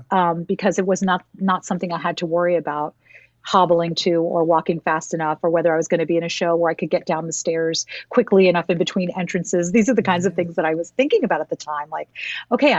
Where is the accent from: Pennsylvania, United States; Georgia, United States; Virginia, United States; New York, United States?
New York, United States; as a New Yorker